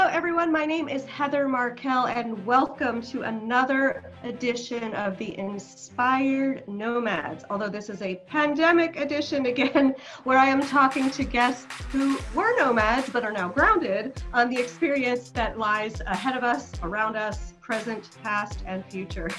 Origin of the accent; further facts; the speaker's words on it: New York City, New York, United States; moved away as an adult; now in New Zealand; I'm from New York City